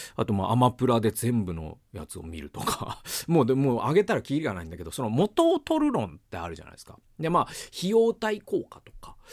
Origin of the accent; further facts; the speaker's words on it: Okayama, Japan; 岡山出身で